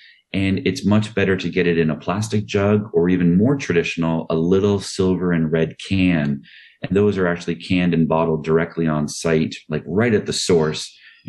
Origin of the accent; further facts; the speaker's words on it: Quebec, Canada; now in Toronto, Canada; I was born and raised in Quebec